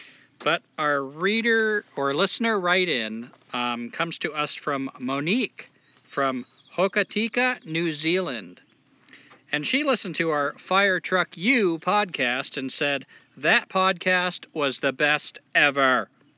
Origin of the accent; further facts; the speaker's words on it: Toledo, Ohio, United States; But I've heard guys do it, too. Like, I'm from Toledo.